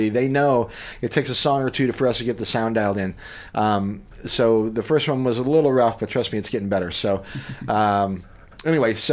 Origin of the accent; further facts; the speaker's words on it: West Plains, Missouri, United States; now in Columbia, United States; West Plains, Missouri.